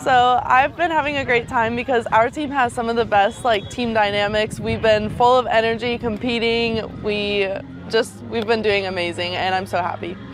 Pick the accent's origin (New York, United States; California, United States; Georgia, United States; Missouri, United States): California, United States; moved away as an adult; now in Monroe, Louisiana, United States; I'm a junior at ULM and I'm from California.